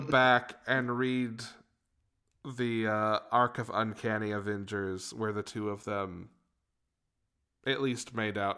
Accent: Georgia, United States; we're from the state of Georgia

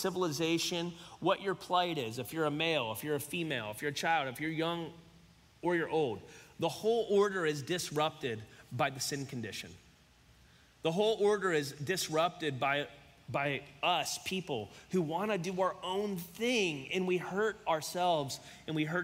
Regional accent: Cincinnati, Ohio, United States; also born or lived in Florence, Kentucky; we're from Cincinnati

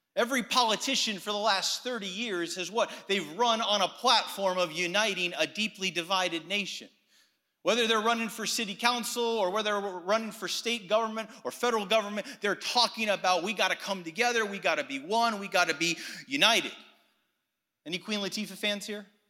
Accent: Athens, Attica, Greece; I was actually born and raised in Athens, Greece

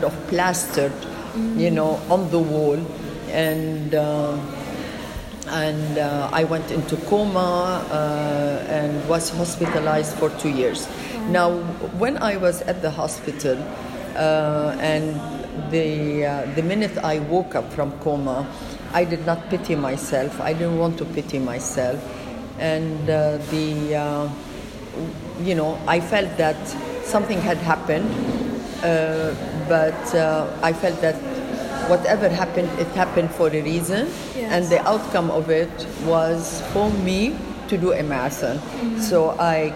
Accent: Beirut, Beirut Governorate, Lebanon; moved away as an adult; also born or lived in Nigeria; now in Beirut, Lebanon; I am from Beirut. I was born here in Lebanon.

